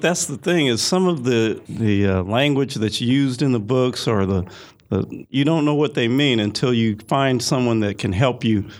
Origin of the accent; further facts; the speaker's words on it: Portland, Oregon, United States; moved away; also born or lived in Seattle, Washington; I'm from Portland, Oregon. originally. Okay. Okay. Moved to Seattle